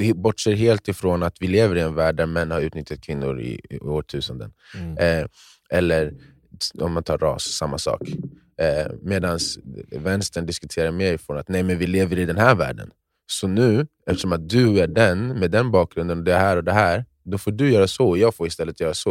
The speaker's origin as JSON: {"language": "Swedish", "country": "Sweden", "tie": "born or raised there", "said": "jag är uppfostrad i Sverige"}